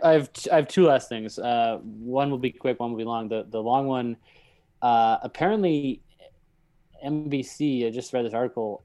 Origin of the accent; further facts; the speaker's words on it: Northeast, United States; we're from the Northeast